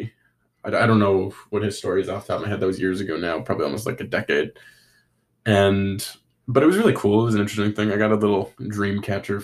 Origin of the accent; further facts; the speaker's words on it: North Vancouver, British Columbia, Canada; I love my hometown. I love Vancouver. I love North Vancouver.